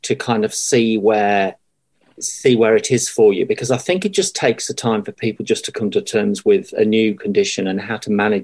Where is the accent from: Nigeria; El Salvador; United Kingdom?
United Kingdom; England; moved away as an adult; now in Dunedin, New Zealand; I came from England originally, back in 2006.